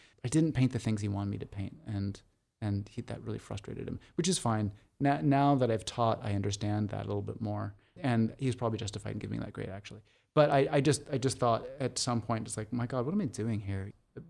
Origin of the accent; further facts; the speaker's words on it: Seattle, Washington, United States; moved away as an adult; also born or lived in New York; now in Los Angeles, United States; I grew up in Seattle, Washington.